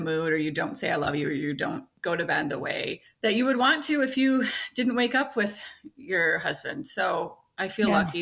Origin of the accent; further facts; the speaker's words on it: Michigan, United States; moved away as an adult; also born or lived in Arizona; I'm from Michigan